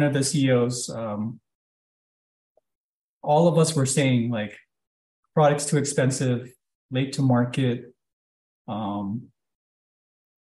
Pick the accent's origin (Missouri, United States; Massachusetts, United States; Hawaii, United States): Hawaii, United States; moved away; growing up in Hawaii, to Asian parents